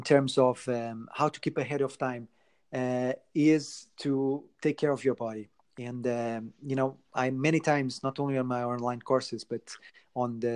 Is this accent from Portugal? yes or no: yes; Portugal; moved away; I'm originally from Portugal